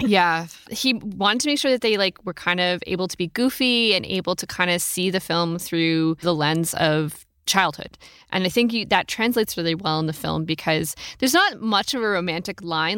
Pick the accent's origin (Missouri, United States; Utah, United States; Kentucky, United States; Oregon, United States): Oregon, United States; I'm from Oregon